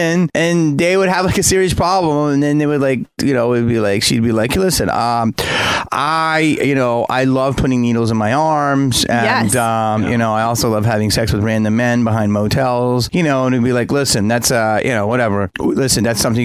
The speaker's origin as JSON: {"language": "English", "town": "Philadelphia", "region": "Pennsylvania", "country": "United States", "tie": "born or raised there", "said": "I grew up in Philly."}